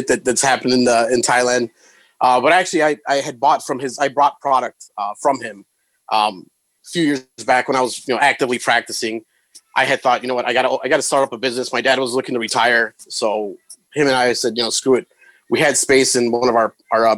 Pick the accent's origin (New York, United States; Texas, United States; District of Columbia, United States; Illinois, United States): Illinois, United States; Chicago; Born and raised on the north side of Chicago